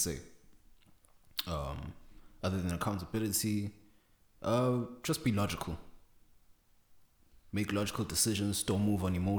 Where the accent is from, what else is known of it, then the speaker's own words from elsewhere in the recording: South Africa; I am South African